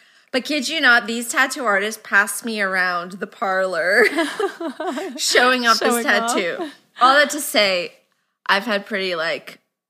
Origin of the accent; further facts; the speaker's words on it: Brazil; I'm from Brazil, but I speak Portuguese.